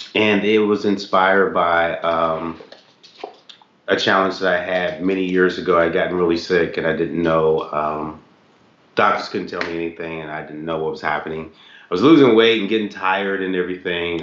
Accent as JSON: {"language": "English", "town": "Knoxville", "region": "Tennessee", "country": "United States", "tie": "born or raised there", "also_born_or_lived": "Ohio", "moved": "yes", "said": "we grew up in Knoxville, Tennessee"}